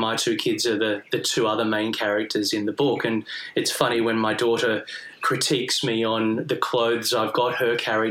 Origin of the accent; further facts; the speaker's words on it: Melbourne, Victoria, Australia; moved away as an adult; also born or lived in Austria; I grew up in Melbourne